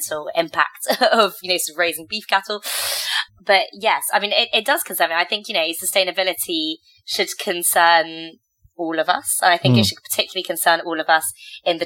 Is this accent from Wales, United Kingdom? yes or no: no; Cornwall, South West England, United Kingdom; now in Lyon, France; When I was little, growing up in Cornwall